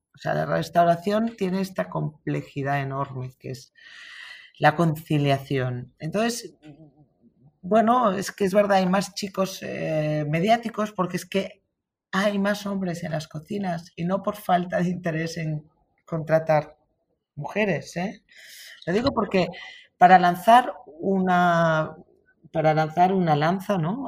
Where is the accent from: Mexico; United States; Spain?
Spain; Catalonia; los catalanes somos emprendedores